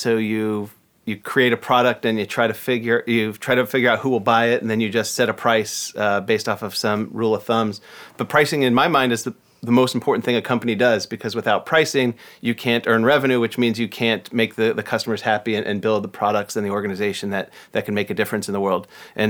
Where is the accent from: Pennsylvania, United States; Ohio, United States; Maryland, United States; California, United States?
Ohio, United States; also born or lived in Michigan; now in Seattle, United States; Raised in Ohio. I moved there when I was 3 months old. Went to school at Northwestern, which is outside Chicago, and then came here. So Midwestern born and raised, and now a proud Seattleite.